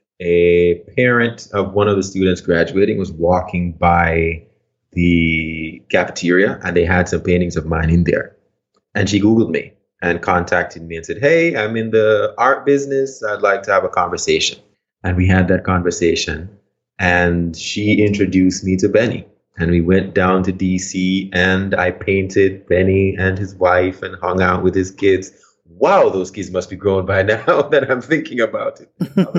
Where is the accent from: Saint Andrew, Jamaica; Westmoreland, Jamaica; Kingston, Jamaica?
Saint Andrew, Jamaica; Stony Hill; Again, remember, I'm from Jamaica. I'm from this hill in Jamaica.